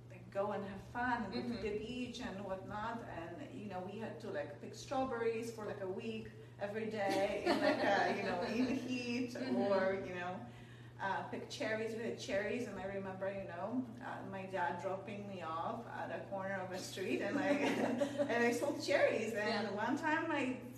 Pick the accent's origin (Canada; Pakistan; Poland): Poland; moved away as an adult; now in United States; I grew up in Poland. I moved to the United States when I was 18.